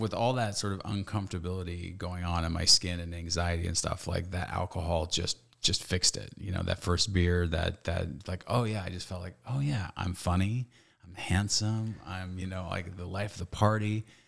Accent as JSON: {"language": "English", "town": "Stockton", "region": "California", "country": "United States", "tie": "born or raised there", "said": "I grew up in Stockton, California, Northern California"}